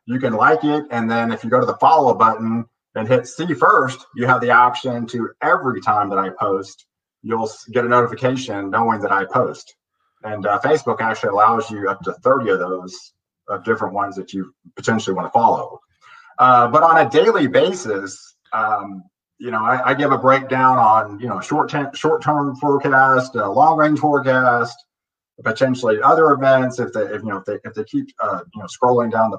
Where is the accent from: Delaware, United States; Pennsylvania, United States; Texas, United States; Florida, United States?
Texas, United States; Houston; now in Dallas, United States; I grew up in Houston. I live in Dallas. I've been in Texas all my life.